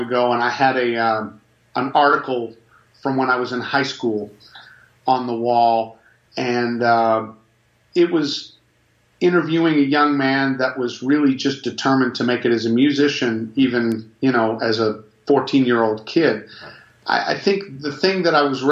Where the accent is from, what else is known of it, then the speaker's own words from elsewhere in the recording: Natick, Massachusetts, United States; now in Nashville, United States; I grew up in Natick, Massachusetts.